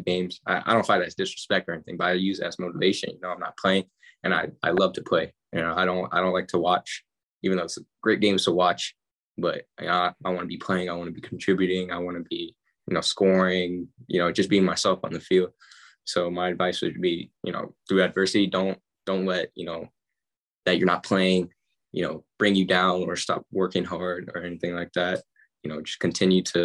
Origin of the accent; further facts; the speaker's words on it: United States; moved away; We're all American